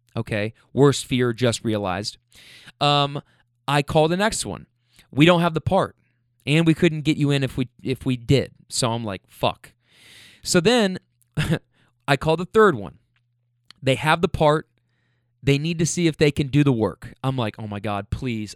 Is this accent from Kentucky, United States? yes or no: yes; Kentucky, United States; now in California, United States; being in California, but from Kentucky